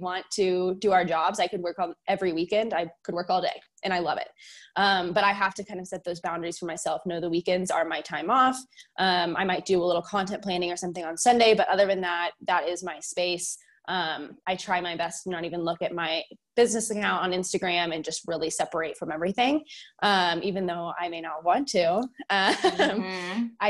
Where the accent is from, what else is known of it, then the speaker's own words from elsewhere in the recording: Fort Worth, Texas, United States; I am from Fort Worth, Texas